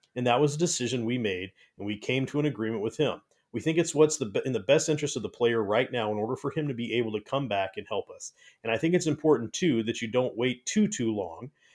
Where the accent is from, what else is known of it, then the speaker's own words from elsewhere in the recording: Bay Area, California, United States; moved away; I grew up in the Bay Area of California